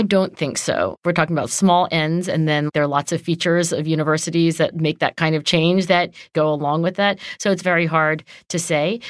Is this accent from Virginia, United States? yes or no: no; Cherry Hill, New Jersey, United States; Cherry Hill, New Jersey, where I grew up